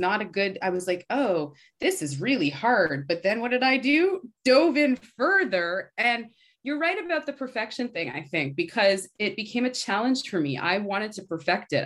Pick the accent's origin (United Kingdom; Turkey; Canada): Canada; moved away as an adult; also born or lived in Toronto; now in New York, United States; being a Canadian